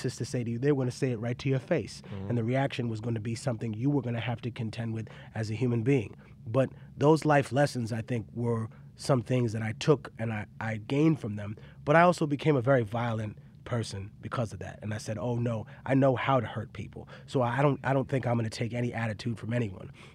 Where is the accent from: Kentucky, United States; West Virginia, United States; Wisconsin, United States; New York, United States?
New York, United States; New York City; also born or lived in Peru; I grew up in Harlem